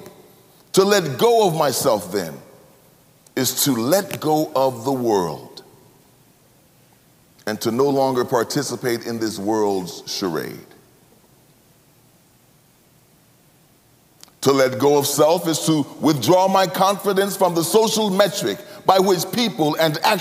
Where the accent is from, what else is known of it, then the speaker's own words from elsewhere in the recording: United States; I'm from the United States